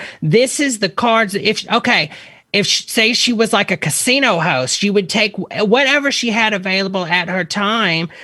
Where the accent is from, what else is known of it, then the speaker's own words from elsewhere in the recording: the South, United States; I'm from the South